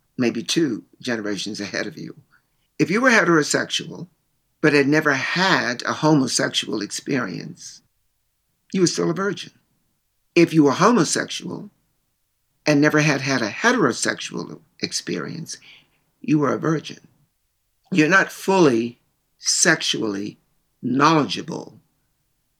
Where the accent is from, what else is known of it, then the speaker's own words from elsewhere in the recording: Baltimore, Maryland, United States; moved away; also born or lived in Chicago / New York; I grew up in Baltimore, Maryland, in the innermost of the inner cities.